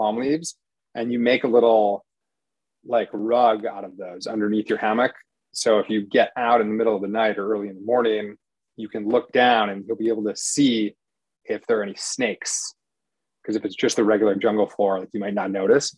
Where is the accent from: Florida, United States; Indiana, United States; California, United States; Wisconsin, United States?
Wisconsin, United States; I grew up in Wisconsin